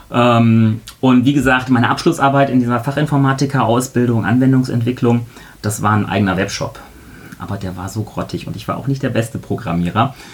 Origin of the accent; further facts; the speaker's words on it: Marburg, Hesse, Germany; Ich komme eigentlich aus Marburg, da gab es dann so einen Biostoffladen, da habe ich dann mir meine Requisiten gekauft